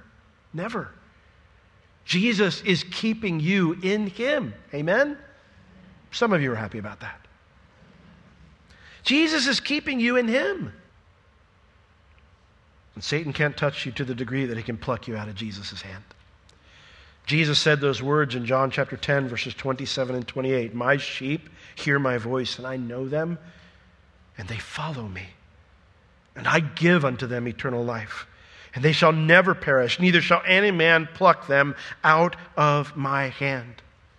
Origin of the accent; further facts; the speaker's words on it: Sanford, United States; or I'm from Sanford. I'm a Sanfordian. That's my people.